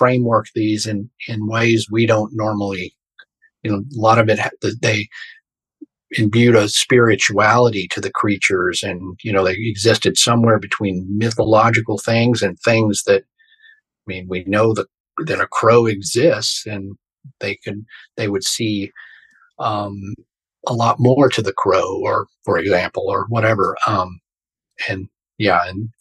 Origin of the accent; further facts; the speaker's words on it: Fort Worth, Texas, United States; I was born in Fort Worth, Texas, the very essential cowboy town. You know, I got pictures of me in a cowboy hat when I was like 3